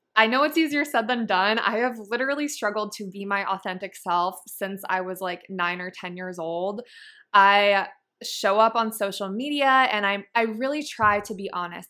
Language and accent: English; Massachusetts, United States; now in San Diego, United States; I grew up in Massachusetts in a really small town